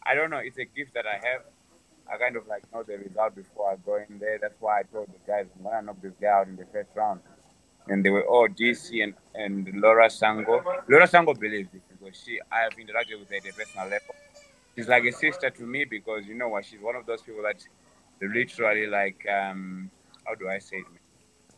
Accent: Masvingo, Zimbabwe; I'm from Mashingo

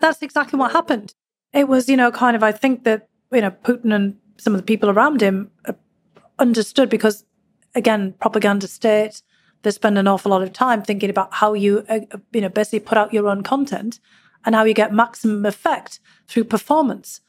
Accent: Durham, North East England, United Kingdom; now in United States; growing up in Northern England. The Durham miners that I was part of for generations

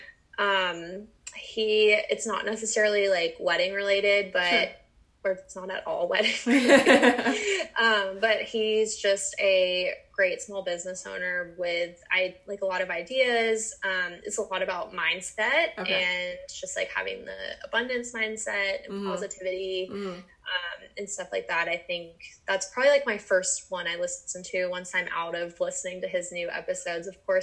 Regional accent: Atlanta, Georgia, United States; moved away as an adult; now in San Diego, United States; I grew up in Atlanta. I lived there my entire life. Uh-huh. I like grew up, went to college, and then bought a house

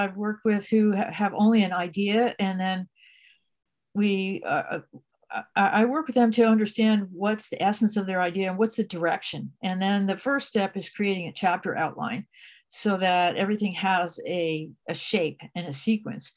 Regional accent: New Jersey, United States; moved away as an adult; now in California, United States; I'm from New Jersey originally. I ended up in California

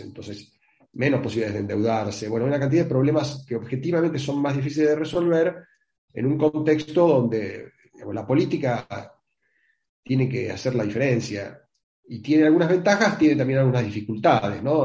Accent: Argentina

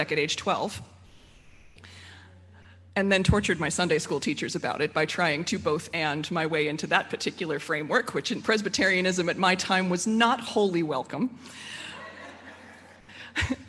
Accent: Frederick, Maryland, United States; I grew up here in Frederick

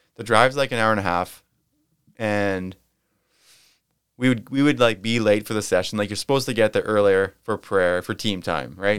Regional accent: Winkler, Manitoba, Canada; growing up in Winkler, Manitoba, shout out to Winkler, Manitoba

